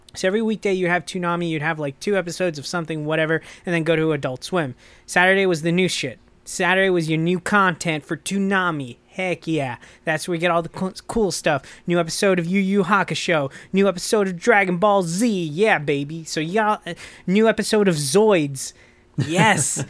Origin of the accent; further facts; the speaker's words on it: United States; I'm American